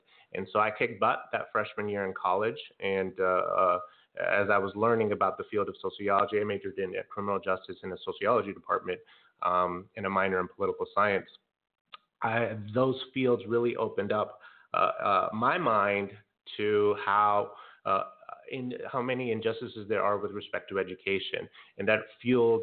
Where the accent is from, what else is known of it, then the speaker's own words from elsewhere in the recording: Santa Ana, California, United States; moved away as an adult; also born or lived in Lakewood, California; now in Long Beach, United States; from Santa Ana, California, born and raised, and had my K-12 schooling there for the most part.